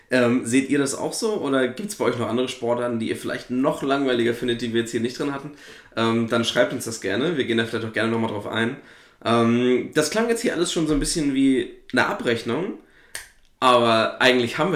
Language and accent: German; East Germany, Germany; ich komme ja nur aus dem Osten